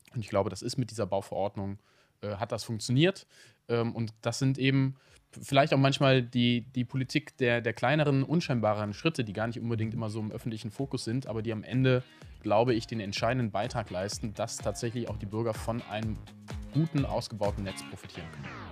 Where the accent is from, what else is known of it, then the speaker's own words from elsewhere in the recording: Cologne, North Rhine-Westphalia, Germany; als Kölner